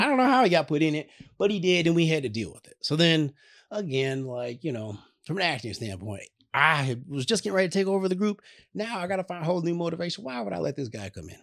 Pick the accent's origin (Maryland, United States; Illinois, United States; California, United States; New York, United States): Illinois, United States; Chicago; we're both from Chicago